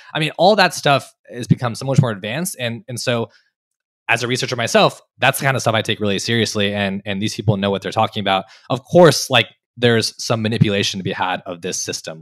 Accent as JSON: {"language": "English", "town": "Los Angeles", "region": "California", "country": "United States", "tie": "born or raised there", "also_born_or_lived": "Berkeley, California / Annapolis, Maryland", "moved": "as an adult", "said": "I grew up in California, born and raised in Los Angeles"}